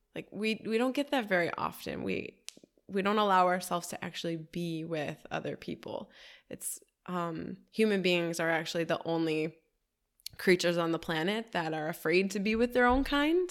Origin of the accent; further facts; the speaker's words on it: Detroit, Michigan, United States; now in Miami, United States; Detroit. That's my hometown.